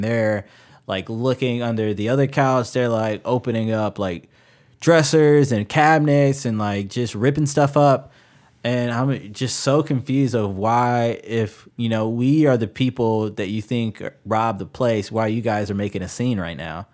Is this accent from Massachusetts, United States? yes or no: no; Chicago, Illinois, United States; now in Ohio, United States; I grew up in Chicago